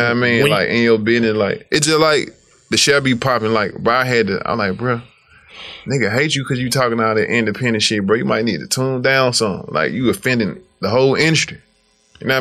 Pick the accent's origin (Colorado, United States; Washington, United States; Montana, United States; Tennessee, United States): Tennessee, United States; Memphis; I'm from South Memphis, but the mound 5 minutes away from my hood